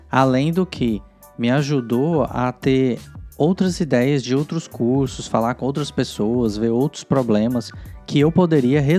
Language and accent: Portuguese; Goiânia, Goiás, Brazil; Eu sou original de Goiânia, que são mais ou menos uns 300 quilômetros, uh, e eu fui morar em Brasília sozinho